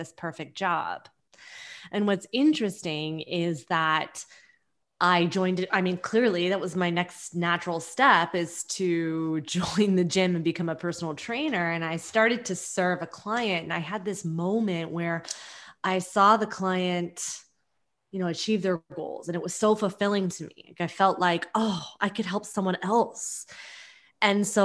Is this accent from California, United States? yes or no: yes; California Bay Area, United States; now in New York, United States; So I live in New York and I'm from the California Bay Area, and I moved to New York